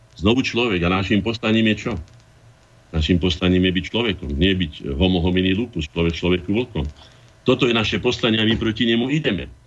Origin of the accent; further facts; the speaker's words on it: Slovakia; som ja Slovák